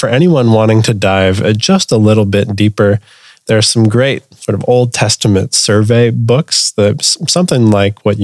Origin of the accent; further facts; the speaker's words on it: Canada; a Canadian Southern Seminary grad